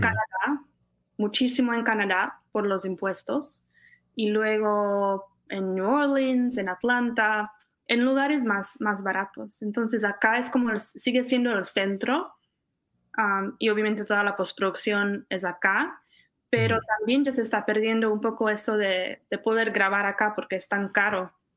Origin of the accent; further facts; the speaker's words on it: Czechia; moved away as an adult; also born or lived in Costa Rica / Connecticut; now in California, United States; yo cuando salí de República Checa iba a estudiar